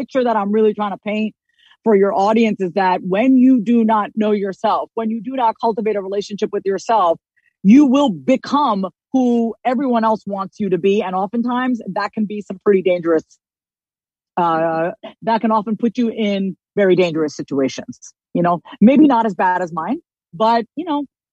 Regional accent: Long Island, New York, United States; my childhood growing up on Long Island, New York

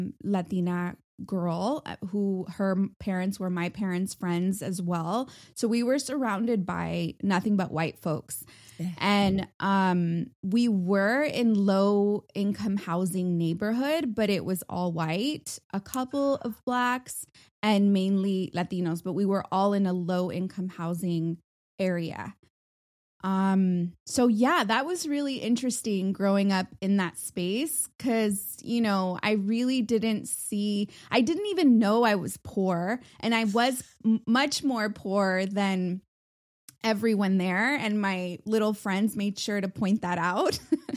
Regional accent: San Juan Capistrano, California, United States; And I was born in San Clemente, California. So the southernmost part of California. I grew up in a small town called San Juan Capistrano

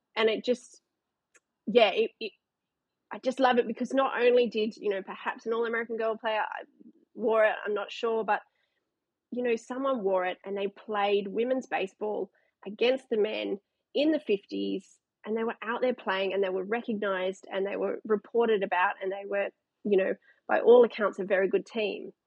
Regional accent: Canberra, Australian Capital Territory, Australia; now in Newcastle, Australia; grew up in Canberra, played t ball, played baseball like so many kids

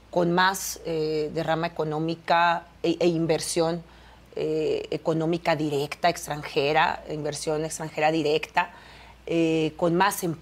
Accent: Baja California, Mexico; Yo nací en Baja California, ahí crecí, conozco muy bien mi estado

